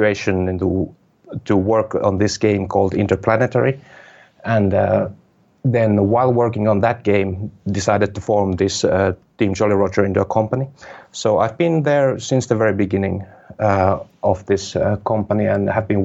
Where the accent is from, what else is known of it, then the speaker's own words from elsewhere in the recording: Kajaani, Kainuu, Finland; development school in my hometown here in Kajaani